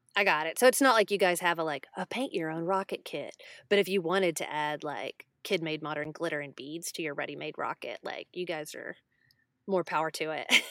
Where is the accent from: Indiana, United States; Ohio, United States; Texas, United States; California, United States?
Texas, United States; I'm from Texas